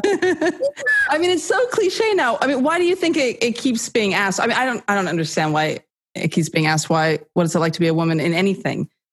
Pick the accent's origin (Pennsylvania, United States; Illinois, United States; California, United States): California, United States; accent: American; moved away as an adult; also born or lived in New York City, United States; now in United Kingdom; American, as you can tell from the accent. I grew up in California